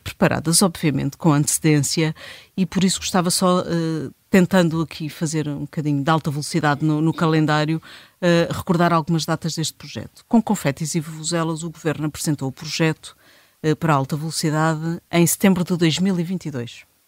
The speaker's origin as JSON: {"language": "Portuguese", "country": "Portugal", "said": "como bons portugueses que somos"}